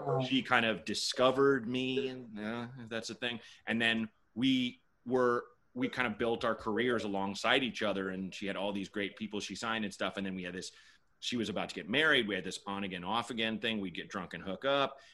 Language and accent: English; Portland, Oregon, United States; moved away as an adult; also born or lived in Chicago / New York; I was born in Chicago. My parents left when I was two. Mm. I grew up in Portland, Oregon